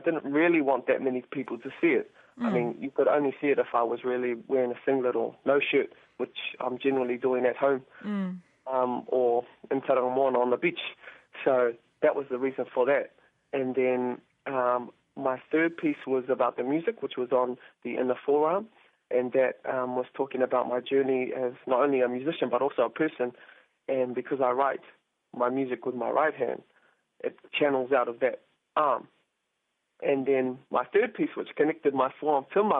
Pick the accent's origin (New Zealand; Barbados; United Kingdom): New Zealand; Auckland; I was born and bred in Auckland